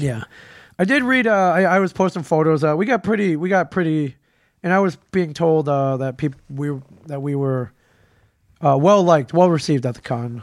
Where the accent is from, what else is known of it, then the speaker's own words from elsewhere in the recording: Detroit, Michigan, United States; moved away; it was my hometown con. I grew up there